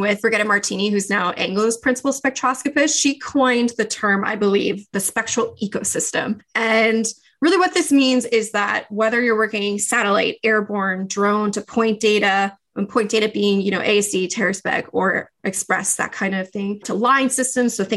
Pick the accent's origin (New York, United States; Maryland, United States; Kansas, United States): New York, United States; Long Island; also born or lived in Montreal, Canada; I grew up in New York on Long Island